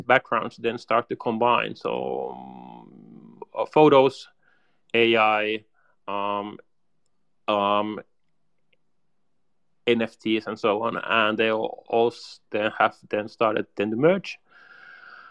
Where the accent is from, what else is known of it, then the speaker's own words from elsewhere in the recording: Helsinki, Uusimaa, Finland; I'm from Helsinki, Finland. So I'm a Finn